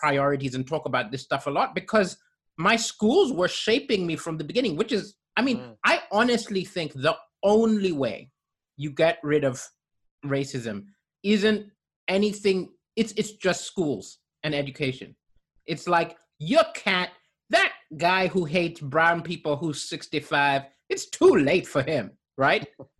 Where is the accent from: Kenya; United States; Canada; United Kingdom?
Kenya; also born or lived in Malawi / Zambia; Because I grew up in African countries like Kenya and Malawi and Zambia, I never ever expected those in power who set the rules to follow the rules.